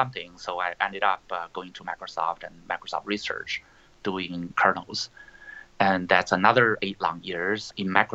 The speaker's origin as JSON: {"language": "English", "region": "Beijing", "country": "China", "tie": "born or raised there", "also_born_or_lived": "Illinois, United States", "moved": "as an adult", "said": "I was born in Beijing long time ago"}